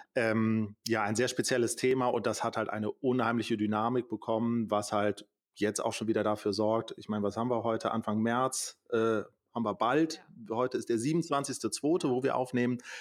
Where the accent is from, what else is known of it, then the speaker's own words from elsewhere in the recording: Düsseldorf, North Rhine-Westphalia, Germany; hier in unserer Region, äh, also ich komme aus Düsseldorf